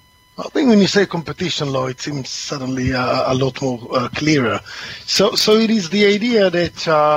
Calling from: East of England, United Kingdom; I'm calling from Essex today, dark and cloudy Essex.

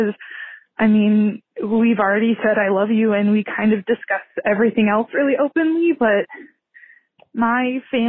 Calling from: California, United States; I'm calling from California.

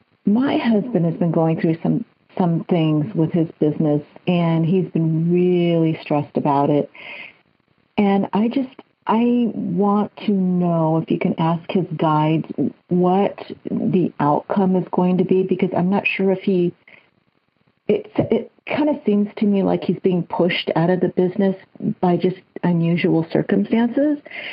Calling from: Moorpark, California, United States; I'm calling from Moore Park, California, Southern California, near L.A.

